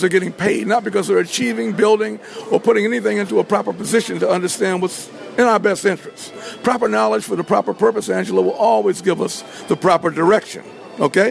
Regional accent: Philadelphia, Pennsylvania, United States; also born or lived in Washington, D.C. / New York City; I'm from Philadelphia, Pennsylvania. Born in Washington, D.C., and perfected my craft in New York City, Harlem

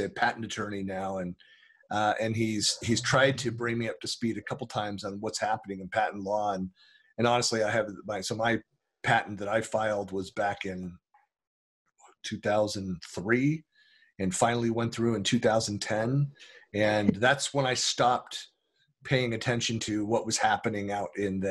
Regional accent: Northern California, United States; now in Utah, United States; growing up in Northern California

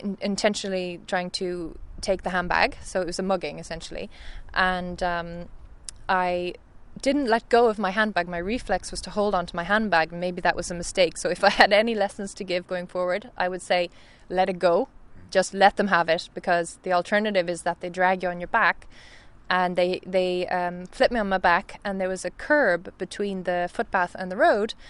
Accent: Galway, Connacht, Ireland; moved away as an adult; now in Stockholm, Sweden; I'm from Galway

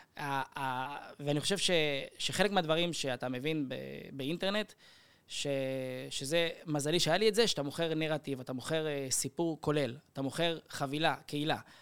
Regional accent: Kiryat Gat, Southern District, Israel; moved away; אצלנו היו בקריית גת

